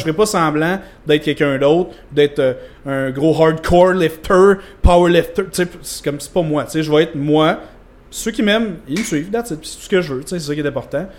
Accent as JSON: {"language": "French", "town": "Vaudreuil-Dorion", "region": "Quebec", "country": "Canada", "said": "je viens de Vaudreuil-Dorion"}